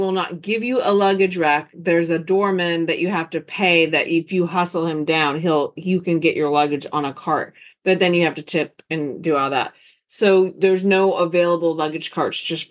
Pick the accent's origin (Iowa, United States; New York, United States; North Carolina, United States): North Carolina, United States; Charlotte, North Carolina / Concord, United States; Us little suburbia girls from Charlotte, North Carolina, Concord, North Carolina